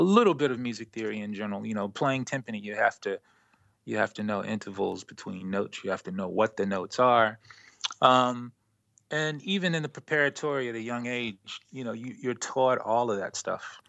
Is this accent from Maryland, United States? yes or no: yes; Baltimore, Maryland, United States; now in Brooklyn, United States; I live in Brooklyn, New York, and I'm originally from Baltimore, Maryland